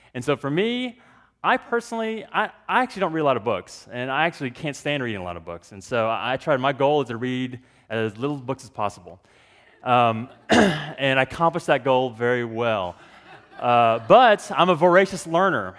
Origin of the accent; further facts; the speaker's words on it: Dallas, Texas, United States; I grew up in Texas, born and raised in Texas